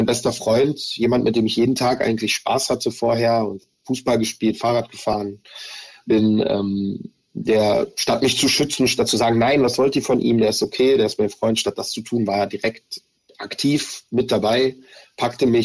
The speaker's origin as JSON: {"language": "German", "country": "Germany", "tie": "born or raised there", "said": "Also ich habe ähm, Antisemitismus schon sehr früh in meiner Kindheit erlebt hier in Deutschland."}